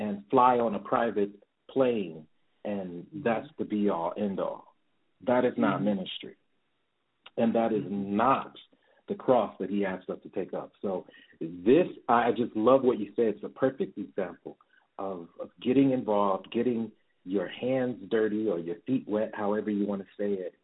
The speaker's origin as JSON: {"language": "English", "town": "Detroit", "region": "Michigan", "country": "United States", "tie": "born or raised there", "said": "so many personal childhood memories of growing up in Detroit"}